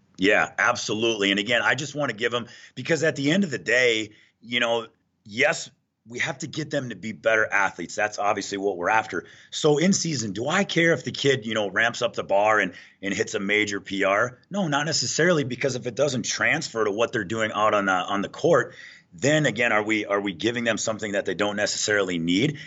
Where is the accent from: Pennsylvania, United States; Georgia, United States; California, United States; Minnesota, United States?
Minnesota, United States; moved away as an adult; now in Denver, United States; born and raised in Minnesota